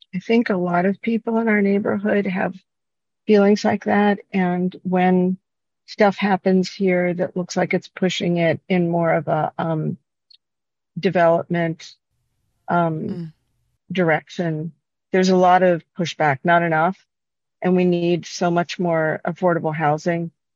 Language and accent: English; Cincinnati, Ohio, United States; now in Chicago, United States; I'm from Cincinnati and I moved here originally in the early 80s. And Cincinnati, when I grew up, was incredibly segregated.